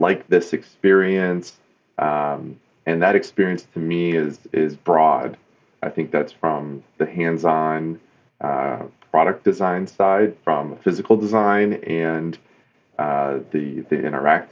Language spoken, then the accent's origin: English; East Coast, United States; moved away as an adult; now in Detroit, United States; I grew up on the East Coast, and I moved to the Motor City to be a car designer